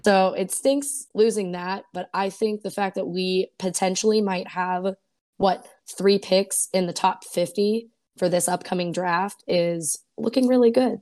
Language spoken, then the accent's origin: English; Pittsburgh, Pennsylvania, United States; I'm from Pittsburgh, so grew up watching the games